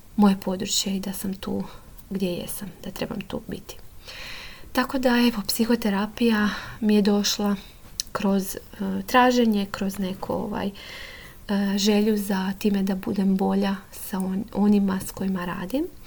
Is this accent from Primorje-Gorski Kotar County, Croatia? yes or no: yes; Mali Lošinj, Primorje-Gorski Kotar County, Croatia; moved away as an adult; now in Zagreb, Croatia; Inače dolazim iz Lošinja i tamo sam završila srednju školu i onda sam se preselila u Zagreb